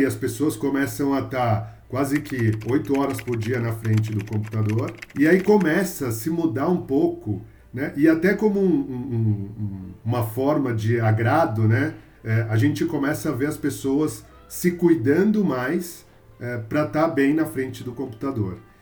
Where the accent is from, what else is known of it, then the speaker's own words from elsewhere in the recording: São Paulo, Brazil; eu sou de São Paulo, meus pais são de Minas, mas eu nasci aqui em São Paulo, paulistano, e sempre vivi aqui também